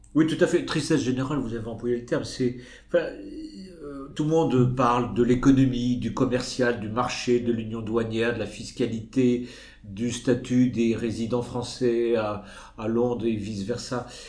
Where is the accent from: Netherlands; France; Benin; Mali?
France; chez nous en France